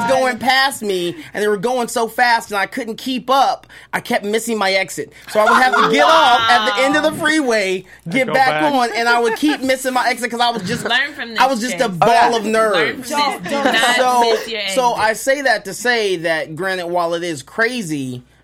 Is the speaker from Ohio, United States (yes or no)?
yes; Columbus, Ohio, United States; moved away as an adult; also born or lived in Japan; now in California, United States; I grew up in Columbus, Ohio